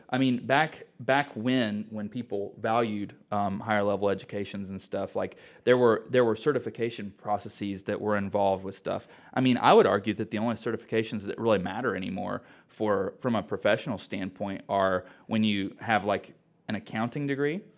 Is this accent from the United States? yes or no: yes; Mooresville, North Carolina, United States; I'm from Mooresville